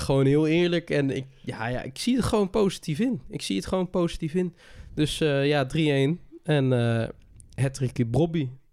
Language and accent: Dutch; North Brabant, Netherlands; bij ons in Brabant